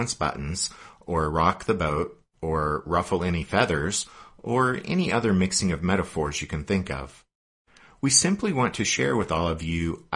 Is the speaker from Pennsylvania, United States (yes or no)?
yes; Pennsylvania, United States; also born or lived in Kentucky; now in Colorado, United States; I'm from Pennsylvania, and one of my ancestors fought for the Union